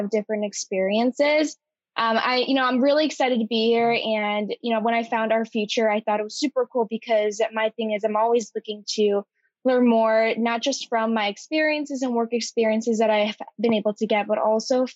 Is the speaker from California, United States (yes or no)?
no; Ann Arbor, Michigan, United States; I'm actually from the Ann Arbor area.